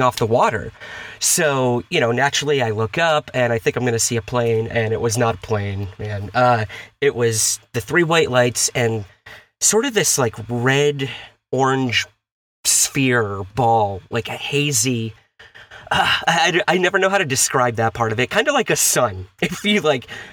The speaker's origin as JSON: {"language": "English", "town": "Syracuse", "region": "New York", "country": "United States", "moved": "yes", "lives_now": "New York City, United States", "said": "I'm originally from Syracuse, New York, in the upstate area"}